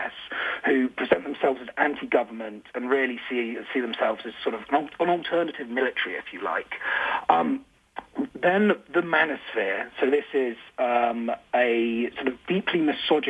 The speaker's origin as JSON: {"language": "English", "country": "United Kingdom", "said": "I'm from the United Kingdom"}